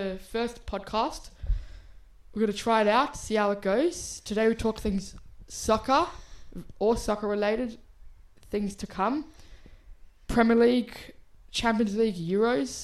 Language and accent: English; Australia; we're both Australian Arsenal fans since we were born